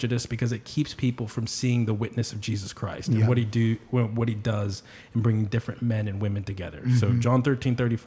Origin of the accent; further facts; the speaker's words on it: Washington, District of Columbia, United States; also born or lived in Brazil / North Carolina; Born and raised in Washington, D.C. Lived there my whole life, except for a little stint overseas in Brazil, and then down in North Carolina, where college was.